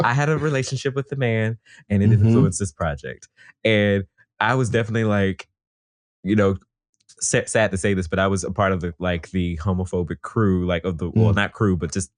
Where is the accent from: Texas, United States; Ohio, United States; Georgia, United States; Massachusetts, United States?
Georgia, United States; Atlanta; now in Brooklyn, United States; I grew up in the Atlanta area in DeKalb County, which is very majority Black